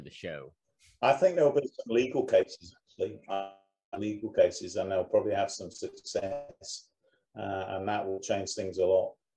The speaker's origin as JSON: {"language": "English", "country": "United Kingdom", "said": "being a Brit"}